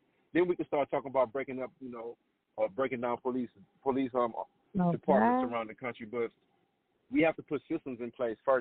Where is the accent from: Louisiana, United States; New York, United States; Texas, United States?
Louisiana, United States; New Orleans; I grew up in New Orleans.